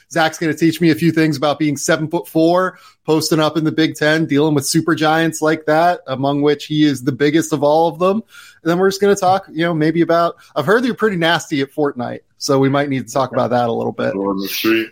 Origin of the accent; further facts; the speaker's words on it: Pittsburgh, Pennsylvania, United States; I grew up in Pittsburgh, so like I grew up around hockey